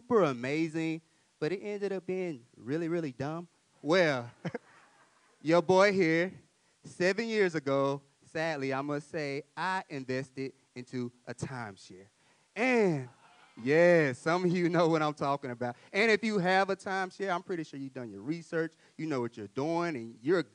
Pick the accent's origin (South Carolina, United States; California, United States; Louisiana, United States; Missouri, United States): Louisiana, United States; Mansfield; moved away as an adult; I grew up in Mansfield, Louisiana, in the country. And I moved up here in 2018